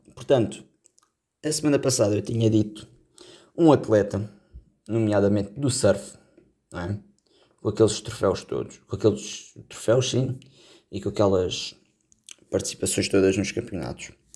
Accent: Portugal; sendo português

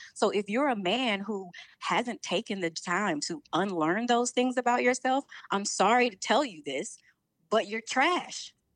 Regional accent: Chicago, Illinois, United States; also born or lived in New York; I'm from Chicago

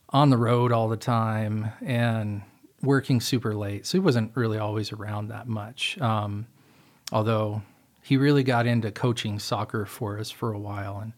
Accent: Utah, United States; moved away; also born or lived in Seattle, Washington; I was born in Utah, uh, grew up there as a little kid

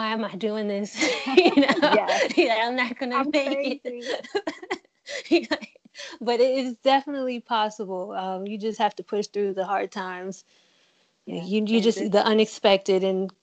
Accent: Virginia, United States; I'm from Virginia

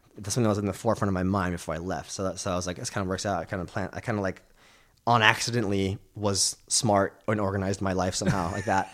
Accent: California, United States; growing up in America, California

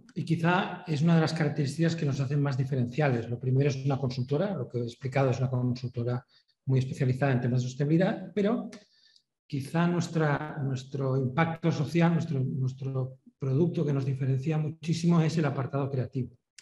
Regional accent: Spain; nosotros somos españoles

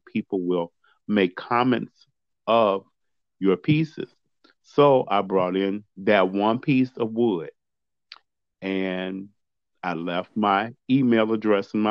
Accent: Chicago, Illinois, United States; now in Stow, United States; I am currently living in Stowe, Ohio, but I'm originally from Chicago, Illinois. And that's where I was born, raised, and grew up, in Chicago

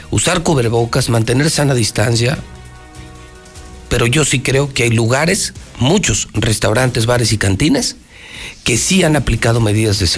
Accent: Aguascalientes, Mexico; yo soy hidrocálido

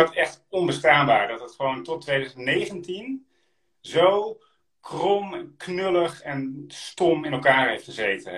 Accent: Friesland, Netherlands; also born or lived in Drenthe / Groningen; ik, ben, geboren in Drenthe, opgegroeid in Friesland en ik gestudeerd in Groningen. Ik ben een echte Noordeling

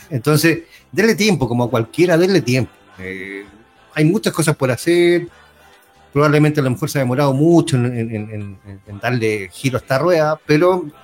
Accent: Chile; pensar en Chile, si todos somos chilenos, hermano.

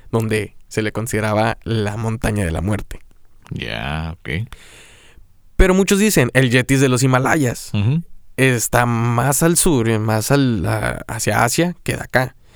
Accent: Mexico

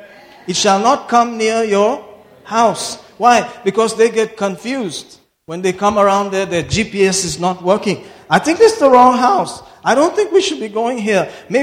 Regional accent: Mangalore, Karnataka, India; I love Mangalore even more because I'm from Mangalore.

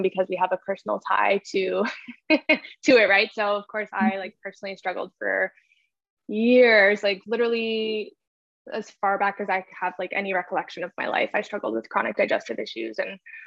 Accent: a little town in Northern Ontario, Canada; So I'm from Canada. I live in Ontario. I'm originally from like a little town in Northern Ontario.

